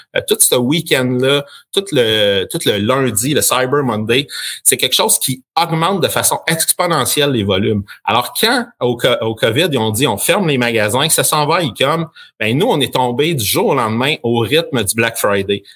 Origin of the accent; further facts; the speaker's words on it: Sherbrooke, Quebec, Canada; also born or lived in Acton Vale, Quebec; je suis natif de Actonville, donc un petit village en Montérégie euh, où on est déménagé quand j'avais quatre ans ou cinq ans et merci à mon père d'avoir eu une opportunité à Sherbrooke